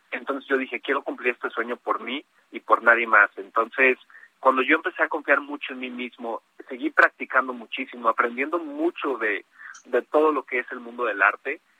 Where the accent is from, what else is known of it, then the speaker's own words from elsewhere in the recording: Mexico; soy el único mexicano participando, entonces orgullosamente representando a México ahí